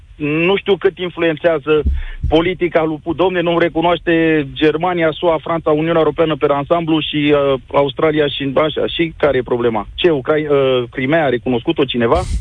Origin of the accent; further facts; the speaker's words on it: Craiova, Dolj, Romania; eu sunt din Craiova.